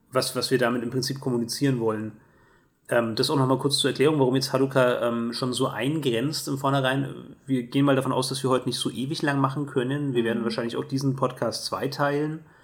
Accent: Germany; also born or lived in Erlangen; als Deutscher

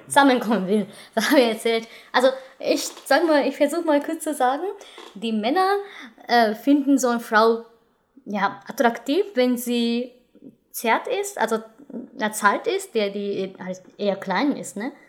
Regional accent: Japan; als Japanerin

